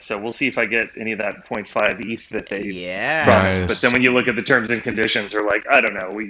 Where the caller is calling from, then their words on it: Miami, Florida, United States; I'm calling from Miami.